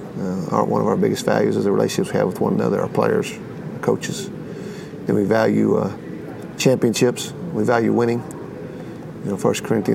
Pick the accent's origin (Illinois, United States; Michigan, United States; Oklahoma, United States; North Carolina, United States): Oklahoma, United States; Ada; also born or lived in Duncan, Oklahoma / Marlow, Oklahoma / Sulphur, Oklahoma / Enid, Oklahoma; I grew up in Oklahoma